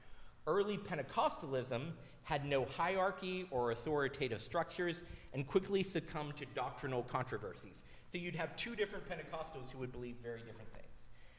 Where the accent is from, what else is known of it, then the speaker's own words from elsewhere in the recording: Tennessee, United States; moved away as an adult; So I grew up in Tennessee. The church that I was at before I moved up here was one city over from Cleveland, Tennessee, where the Church of God was founded, which is a Pentecostal denomination.